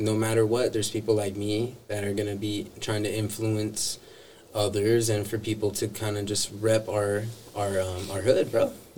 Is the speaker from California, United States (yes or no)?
yes; San Jose, California, United States; I'm from San Jose